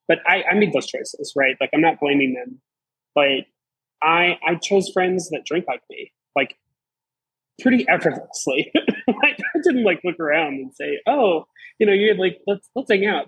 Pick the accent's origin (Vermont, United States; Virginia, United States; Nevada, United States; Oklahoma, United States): Virginia, United States; Southeastern; moved away as an adult; I'm from Southeastern Virginia. I moved here for a job in June